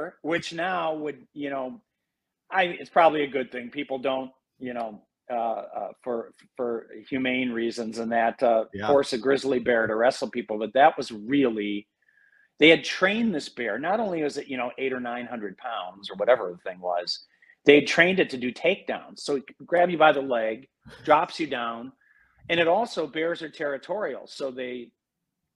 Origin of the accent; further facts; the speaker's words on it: Madison, Wisconsin, United States; also born or lived in Fox Valley, Wisconsin; And I moved from Madison. I mean, my dad used to take me, we'd watch Rufus Roadrunner Ferguson, at Camp Randall, and we went to a few games there. But when I moved to the Fox Valley, I missed Madison so much